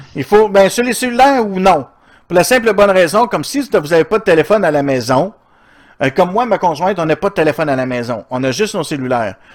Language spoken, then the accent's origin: French; Outaouais, Quebec, Canada; Je viens de l'Outaouais